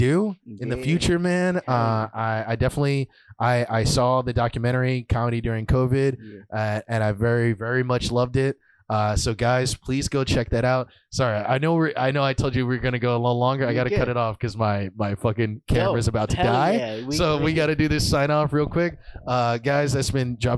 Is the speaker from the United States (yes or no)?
no; Jamaica; Again, like being Jamaican